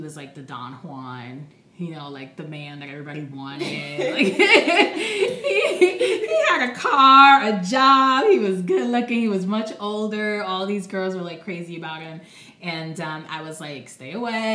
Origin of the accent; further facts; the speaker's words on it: Rio de Janeiro, Brazil; moved away; I'm originally from Brazil, Rio de Janeiro, and my grandmother raised me.